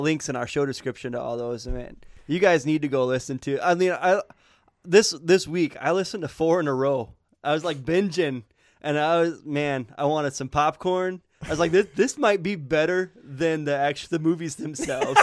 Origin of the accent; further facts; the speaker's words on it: Montrose, Michigan, United States; I grew up in Montrose, man. Montrose, Michigan, kind of farmland